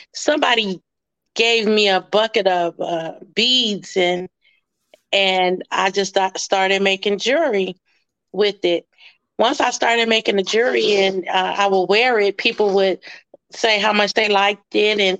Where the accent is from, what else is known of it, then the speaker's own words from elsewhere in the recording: Chicago, Illinois, United States; I'm from Chicago, Augel Gardens, Block 17.